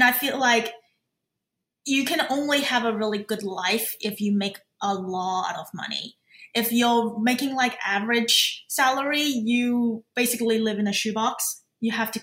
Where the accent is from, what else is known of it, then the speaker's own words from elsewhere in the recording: Australia; moved away as an adult; also born or lived in Macau / New York; now in Toronto, Canada; I immigrated with my family to Australia. So I grew up in Australia. I did all my education there